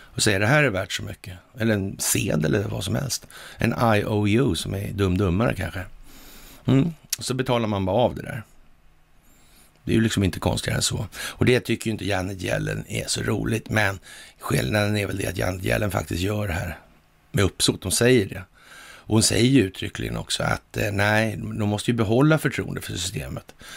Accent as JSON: {"language": "Swedish", "country": "Sweden", "said": "som svensk"}